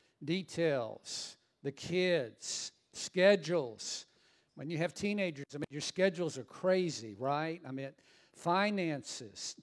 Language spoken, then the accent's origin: English; Southern Louisiana, United States; I'm from Southern Louisiana